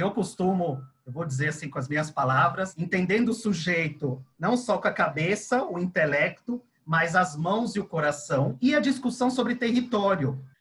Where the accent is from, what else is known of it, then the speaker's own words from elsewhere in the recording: Chile; now in Brazil; Eu sou estrangeiro, eu sou chileno